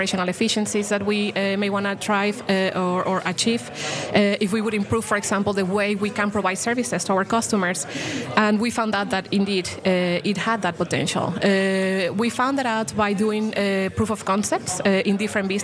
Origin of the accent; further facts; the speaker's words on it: Mexico; moved away; I come from Mexico, actually. You know, I was born there.